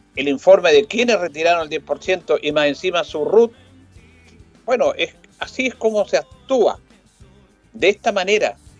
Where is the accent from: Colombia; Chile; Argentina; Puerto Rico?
Chile; como los chilenos